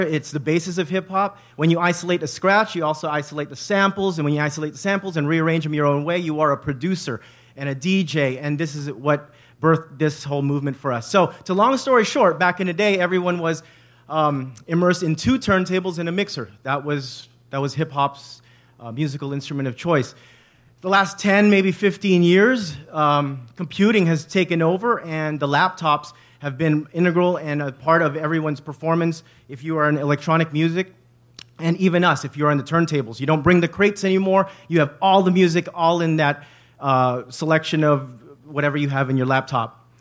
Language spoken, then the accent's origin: English; Bay Area, California, United States; We are from the Bay Area. We are raised here.